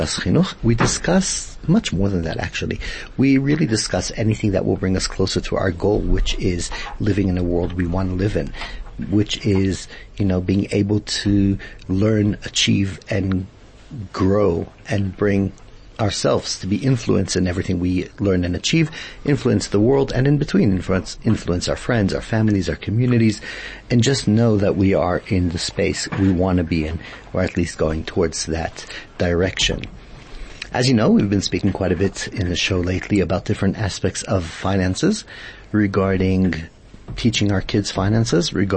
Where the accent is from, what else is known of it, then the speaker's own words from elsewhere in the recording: South Africa; the way we live as South African Jews here